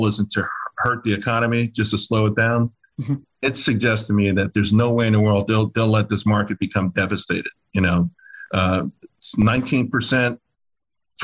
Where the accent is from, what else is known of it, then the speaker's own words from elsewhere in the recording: New York, United States; also born or lived in Pittsburgh / San Antonio / Germany / Japan; growing up in Harlem